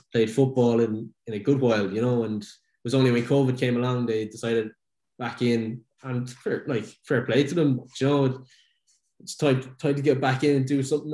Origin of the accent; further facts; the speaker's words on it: Dublin, Leinster, Ireland; I grew up in Dublin